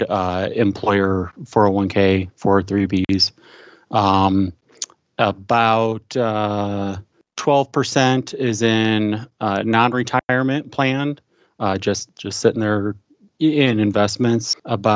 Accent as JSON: {"language": "English", "region": "Midwest", "country": "United States", "said": "I am from the Midwest"}